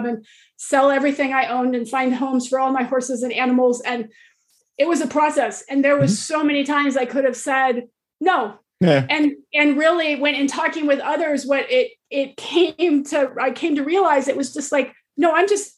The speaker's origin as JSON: {"language": "English", "country": "United States", "tie": "born or raised there", "said": "I was born in America, I'd never left the country"}